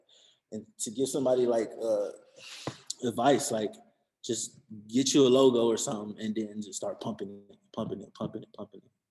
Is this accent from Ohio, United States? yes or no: yes; Cleveland, Ohio, United States; Like bitch, I'm from Cleveland.